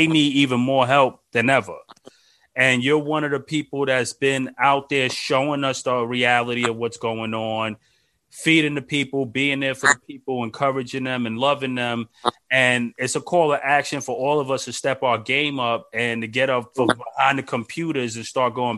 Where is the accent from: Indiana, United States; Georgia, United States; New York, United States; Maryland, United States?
New York, United States; I'm from Brooklyn